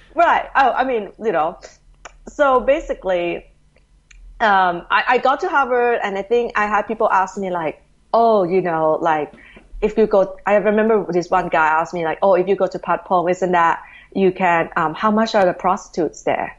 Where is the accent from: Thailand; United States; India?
Thailand; moved away as an adult; I'm originally from Thailand, you know, born and bred there. Um, right. Grew up pretty much in Thailand all the way to high school, actually.